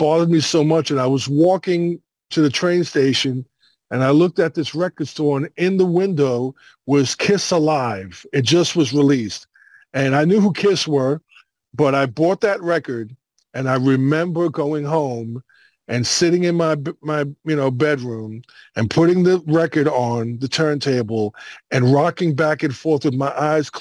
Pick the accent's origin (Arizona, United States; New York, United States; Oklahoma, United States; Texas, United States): New York, United States; New York City; I grew up in Brooklyn in the 60s